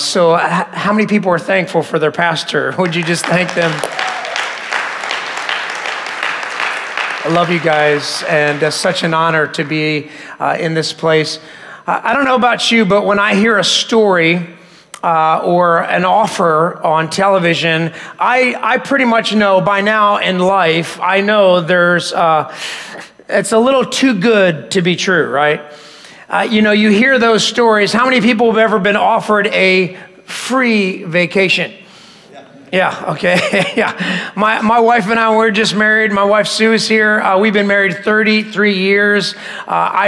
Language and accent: English; Philadelphia, Pennsylvania, United States; I grew up in Philadelphia, and so that's where we lived right after we got married in that area